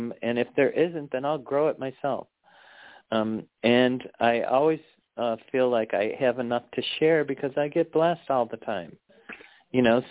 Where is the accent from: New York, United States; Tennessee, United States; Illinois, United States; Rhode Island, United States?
Illinois, United States; Chicago; moved away; I am from Chicago originally, so I have lived in the city too